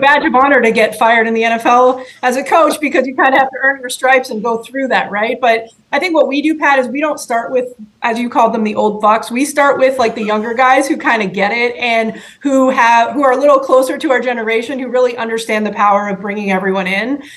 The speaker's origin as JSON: {"language": "English", "country": "Canada", "tie": "born or raised there", "said": "I grew up in Canada"}